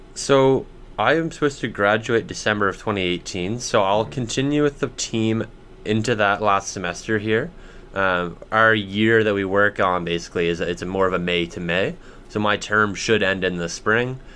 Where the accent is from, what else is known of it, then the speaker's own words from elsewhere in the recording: Bedford, Nova Scotia, Canada; I grew up in Bedford, just outside of Halifax.